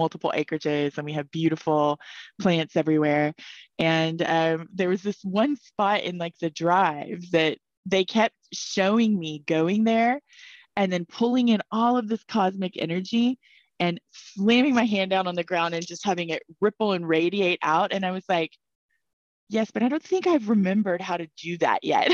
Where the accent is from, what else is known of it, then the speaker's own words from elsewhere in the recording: Dallas, Texas, United States; moved away; also born or lived in Colorado; I grew up in Dallas, Texas